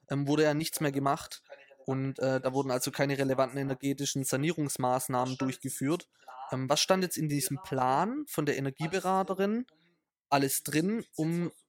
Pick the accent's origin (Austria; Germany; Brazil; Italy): Italy; Für mich als Italiener reicht's.